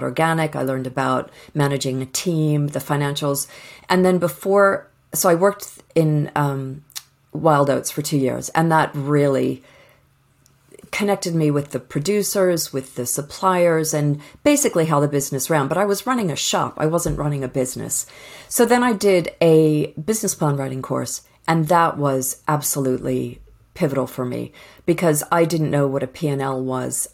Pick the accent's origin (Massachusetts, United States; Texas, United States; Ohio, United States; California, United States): Massachusetts, United States; outside of Boston; moved away as an adult; now in United Kingdom; I grew up outside of Boston